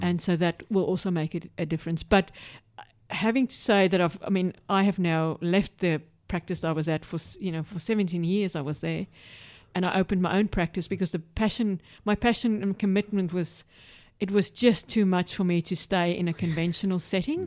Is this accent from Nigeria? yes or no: no; South Africa; moved away as an adult; also born or lived in United Kingdom / Middle East / Western District, Victoria, Australia; now in Australia; I'm from South Africa